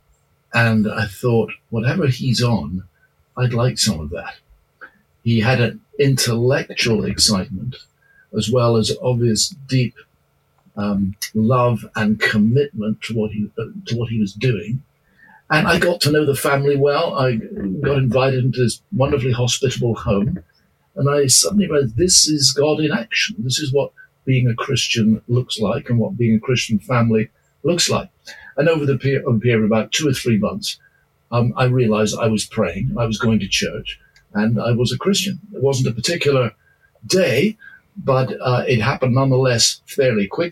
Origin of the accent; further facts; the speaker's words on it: Edinburgh, Scotland, United Kingdom; I was brought up in Edinburgh, Scotland